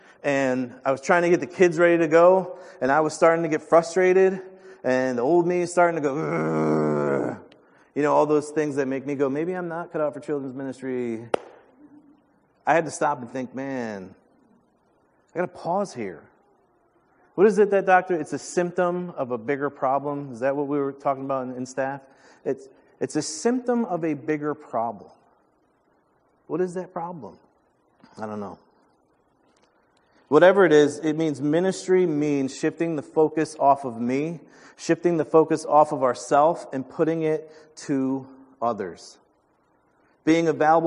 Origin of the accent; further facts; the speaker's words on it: New York, United States; Well, I'm from New York.